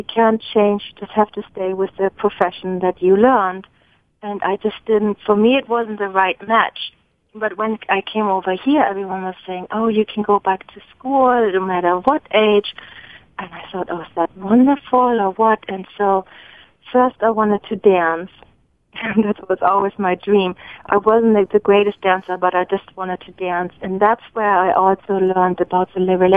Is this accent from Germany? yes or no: yes; Hamburg, Germany; English is a second language; moved away as an adult; now in San Francisco, United States; I'm originally from Germany, from Hamburg, and I came over probably a little bit over 20 years ago.